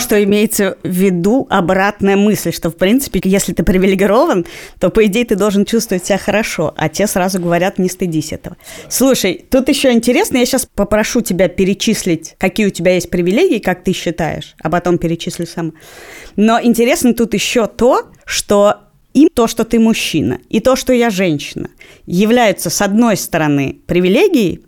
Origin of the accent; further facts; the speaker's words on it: Moscow, Russia; то, что я родилась в Москве